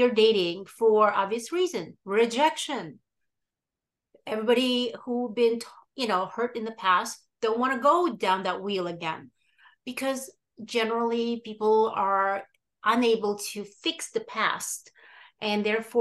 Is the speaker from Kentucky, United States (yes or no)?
no; New York, United States; also born or lived in Odessa, Ukraine; I was born in Odessa, Ukraine, and I grew up in New York